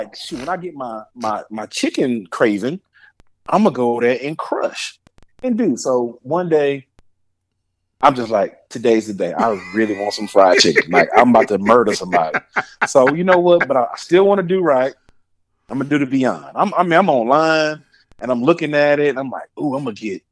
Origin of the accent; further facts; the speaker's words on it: New Orleans, Louisiana, United States; mostly I'm from New Orleans, so I like rice.